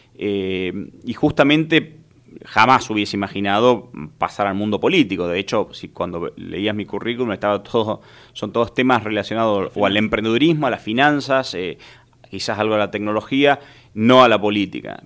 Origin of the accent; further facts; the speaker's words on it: Tucumán, Argentina; soy un, tucumano